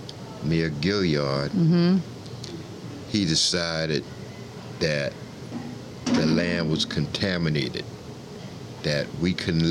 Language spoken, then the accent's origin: English; Charleston, South Carolina, United States; I was born in Charleston, South Carolina in 1946. And I grew up downtown in what they call now, they used to call it the Borough, right where the Gilliard Auditorium is.